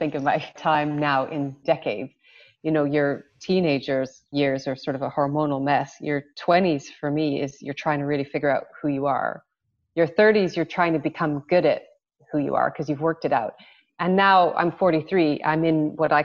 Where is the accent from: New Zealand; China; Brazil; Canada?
Canada; Western Canada; moved away as an adult; also born or lived in Hong Kong; I grew up in Western Canada